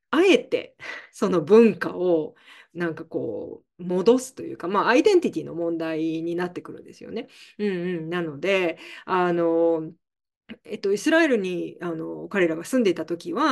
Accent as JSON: {"language": "Japanese", "country": "Canada", "tie": "born or raised there", "also_born_or_lived": "Scotland", "said": "スコットランド生まれで、えっ、ー、と、はい。まあでも、ちっちゃな時に、ちっちゃい時にカナダに来てるので、"}